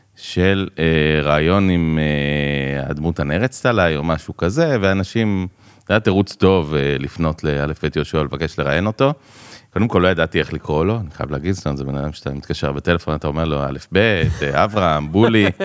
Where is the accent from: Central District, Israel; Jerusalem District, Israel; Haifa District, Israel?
Jerusalem District, Israel; Jerusalem; moved away as an adult; also born or lived in Dubai, United Arab Emirates; now in Ra'anana, Israel; אני ירושלמי במקור. תלמיד התיכון שליד האוניברסיטה